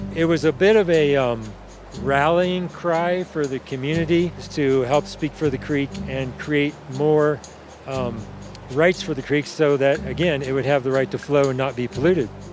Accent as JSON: {"language": "English", "region": "central Illinois", "country": "United States", "tie": "born or raised there", "moved": "as an adult", "lives_now": "Colorado, United States", "said": "I grew up on a muddy little river in central Illinois 60 years ago"}